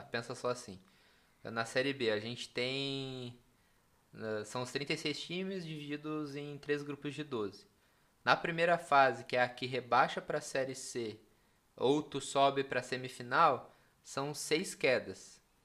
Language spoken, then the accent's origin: Portuguese; Capão da Canoa, Rio Grande do Sul, Brazil; also born or lived in Porto Alegre; eu sou do litoral, né? Eu cresci, vivi no litoral, Xangri-Lá, Capão da Canoa.